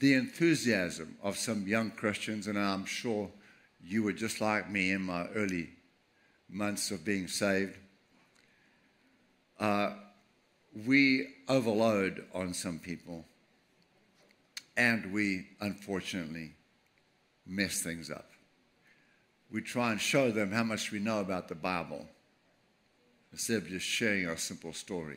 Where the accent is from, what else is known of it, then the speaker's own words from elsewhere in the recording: Durban, KwaZulu-Natal, South Africa; I was born 1948, April 13th, in Durban, South Africa, right on the beach.